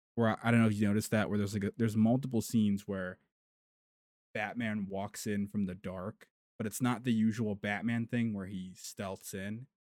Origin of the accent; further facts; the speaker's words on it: United States; We're we're American